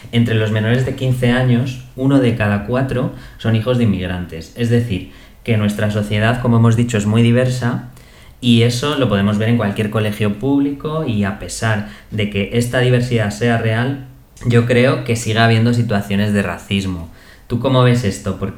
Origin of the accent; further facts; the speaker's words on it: Spain; no es que sea de soy español y tal y cual, pero es verdad que me cuesta más em, salir fuera en plan de, pues a vivir un tiempo, ¿no?